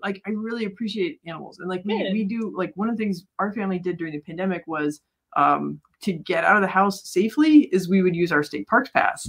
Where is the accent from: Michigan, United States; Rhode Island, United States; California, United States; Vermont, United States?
California, United States; San Diego; like as a young kid, like growing up in San Diego, they have orangutans at the San Diego Zoo